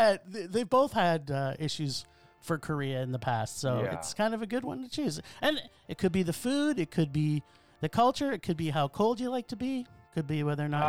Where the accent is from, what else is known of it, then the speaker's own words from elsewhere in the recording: Canada; I'm Canadian